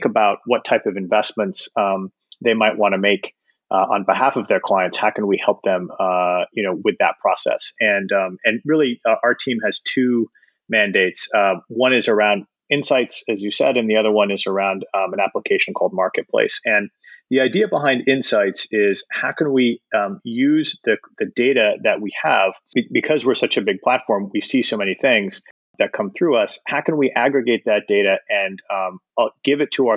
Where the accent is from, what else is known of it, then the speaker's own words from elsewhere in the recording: Canada; moved away as an adult; also born or lived in Toronto; now in New York, United States; I'm Canadian, and I started my career in Toronto with McKinsey & Company as a consultant.